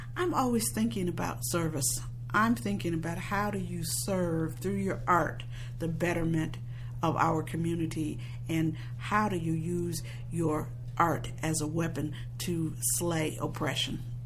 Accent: Chicago, Illinois, United States; I was born and bred in Chicago, Illinois

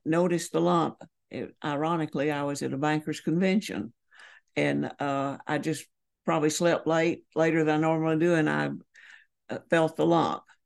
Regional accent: Holly Springs, Georgia, United States; moved away; also born or lived in Edmonson County, Kentucky; I was born and raised in Holly Springs, Georgia

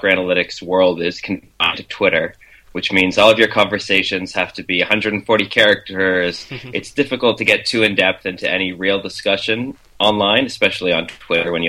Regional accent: Kingston, Ontario, Canada; I grew up in Kingston, which is a city halfway between Toronto and Montreal.

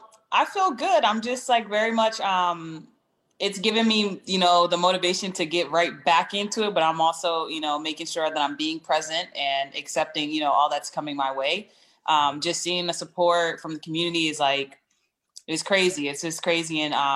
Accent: East Coast, United States; also born or lived in Connecticut; So I'm from the East Coast, all over the East Coast, DMV area, Connecticut in particular.

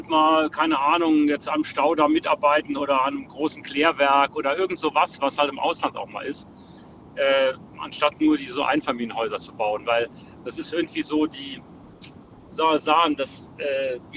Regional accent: Saarland, Germany; Ja, ich komme aus dem Saarland.

